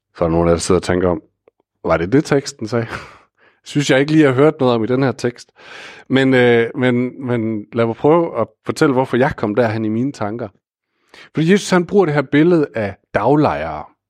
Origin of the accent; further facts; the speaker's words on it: Aarhus, Central Denmark Region, Denmark; ansat i et vikarbyrå i Aarhus, hvor jeg kommer fra